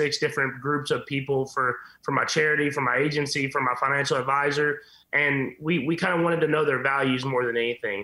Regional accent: Whitehouse, Texas, United States; growing up in Texas

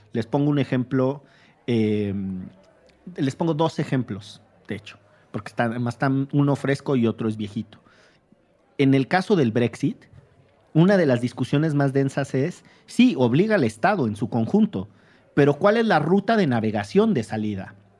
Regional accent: Veracruz, Mexico; yo soy veracruzano

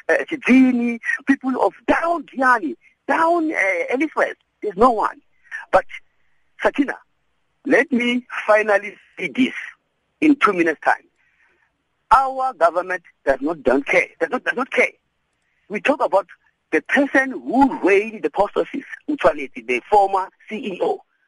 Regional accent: Mutale, Limpopo, South Africa; I'm telling to you now, I'm from Mutale.

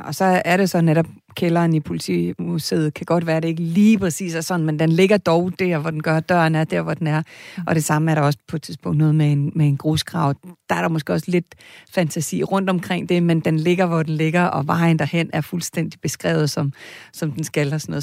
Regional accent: Kalundborg, Zealand, Denmark; Jeg er fra Kalundborg

